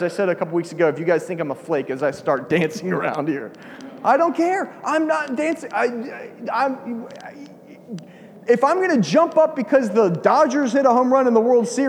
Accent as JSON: {"language": "English", "region": "Georgia", "country": "United States", "said": "I'm from Georgia."}